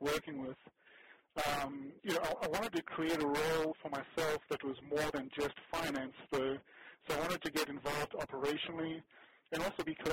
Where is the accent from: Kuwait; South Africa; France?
South Africa; now in United States; So South Africa is my origin. I was born and raised in South Africa, and then we moved to America in 85